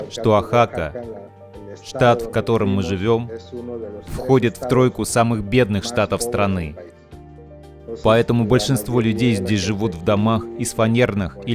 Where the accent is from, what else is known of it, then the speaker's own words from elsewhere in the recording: Oaxaca, Mexico; Я из Мексики, точнее из Ахаки.